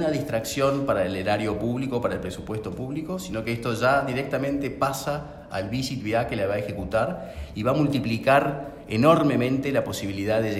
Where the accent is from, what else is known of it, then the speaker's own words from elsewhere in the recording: Buenos Aires, Argentina; somos nosotros, somos los porteños.